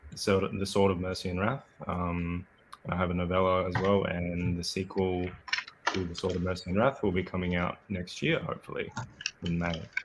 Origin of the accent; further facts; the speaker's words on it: Australia; accent: Australian; I'm Australian, as you might be able to guess from my accent.